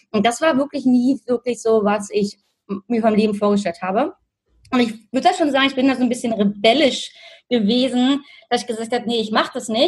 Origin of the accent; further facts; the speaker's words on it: Berlin, Germany; moved away as an adult; now in Australia; ich bin ursprünglich aus Berlin und lebe aktuell seit sechs Jahren in Australien